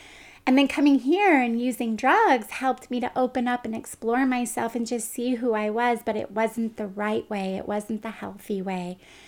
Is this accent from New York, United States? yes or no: no; Pioneer, California, United States; So I grew up in Pioneer, California, which is an hour and 20 minutes northeast of Stockton off of Highway 88. And my hometown is a little less than 2,000 people. And it's a small town